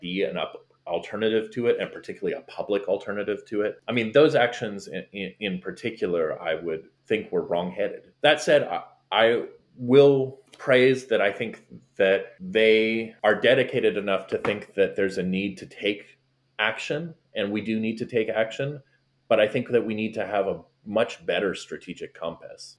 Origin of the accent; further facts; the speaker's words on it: Canada; moved away as an adult; now in Florida, United States; being Canadian